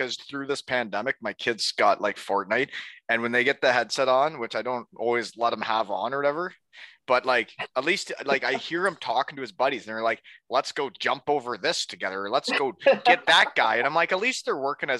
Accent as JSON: {"language": "English", "country": "Canada", "tie": "born or raised there", "also_born_or_lived": "United States / Germany", "moved": "yes", "said": "I had all my hockey buddies from the U.S. and then my hometown buddies from Canada."}